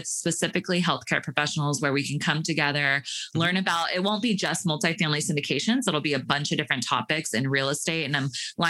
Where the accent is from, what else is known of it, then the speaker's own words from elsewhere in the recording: Sacramento, California, United States; I grew up in Sacramento